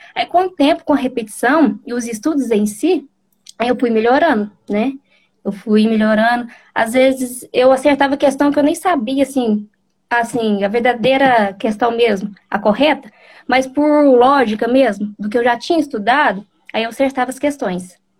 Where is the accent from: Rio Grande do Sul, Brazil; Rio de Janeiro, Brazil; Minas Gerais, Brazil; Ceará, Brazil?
Minas Gerais, Brazil; Bom Sucesso; sou de Minas Gerais, sou de bom sucesso.